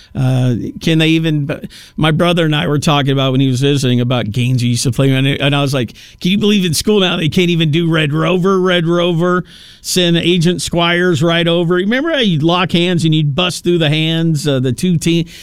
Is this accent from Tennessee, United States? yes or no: yes; Tennessee, United States; moved away; my home state of Tennessee, real close to where I was actually born